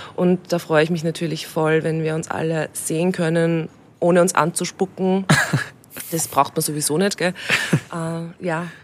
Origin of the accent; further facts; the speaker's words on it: Austria; eigentlich habe ich mich in Österreich immer daheim gefühlt